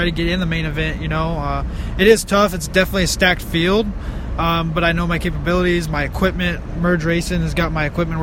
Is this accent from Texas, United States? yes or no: yes; Dallas, Texas, United States; It's my hometown race